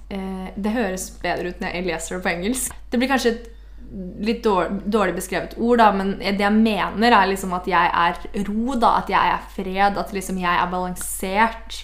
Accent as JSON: {"language": "Norwegian", "town": "Porsgrunn", "region": "Telemark", "country": "Norway", "moved": "yes", "said": "i sommer så har jeg vært mye hjemme i Porsgrunn"}